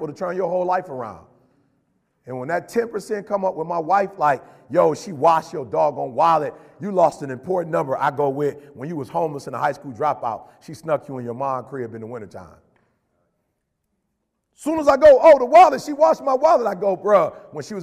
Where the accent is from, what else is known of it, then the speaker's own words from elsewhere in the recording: Chicago, Illinois, United States; moved away; also born or lived in Detroit; I'm from Chicago originally